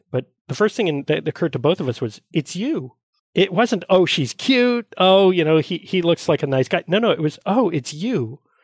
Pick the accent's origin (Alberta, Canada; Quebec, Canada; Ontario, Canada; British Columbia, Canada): Quebec, Canada; Montreal; I was born and raised here in Montreal